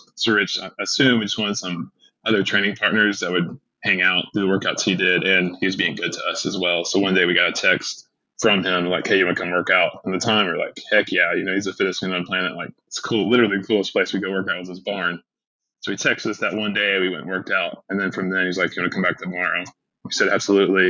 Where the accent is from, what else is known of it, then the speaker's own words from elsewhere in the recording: Chattanooga, Tennessee, United States; I grew up in Chattanooga, Tennessee